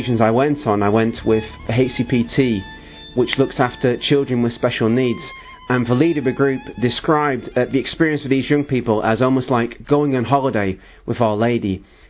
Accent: Greater Manchester, North West England, United Kingdom; I'm 34 and I'm from Greater Manchester in the UK.

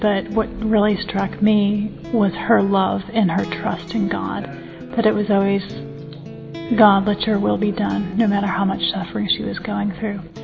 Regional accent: United States; I'm from the United States

